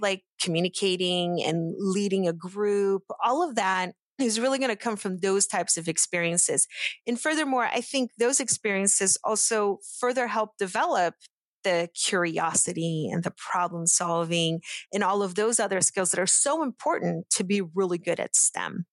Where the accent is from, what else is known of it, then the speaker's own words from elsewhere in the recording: Pittsburgh, Pennsylvania, United States; English is a second language; I grew up in Pittsburgh